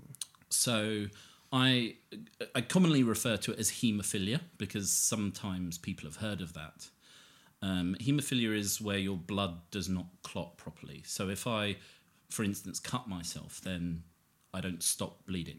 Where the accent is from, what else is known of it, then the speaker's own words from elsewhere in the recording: Harpenden, East of England, United Kingdom; I'm pretty much a local boy to where we are now, which is kind of Harpenden